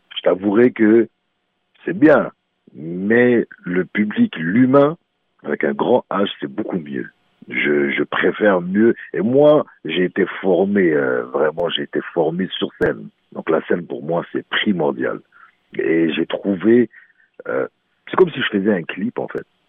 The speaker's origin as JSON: {"language": "French", "town": "Montreal", "region": "Quebec", "country": "Canada", "also_born_or_lived": "Morocco", "said": "je suis un vrai Montréalais."}